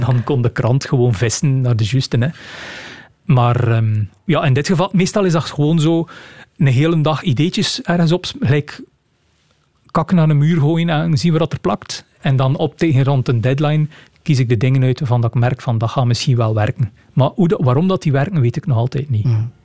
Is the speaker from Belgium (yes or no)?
yes; Rumbeke, Flanders, Belgium; born or raised there; moved away as an adult; now in Ghent, Belgium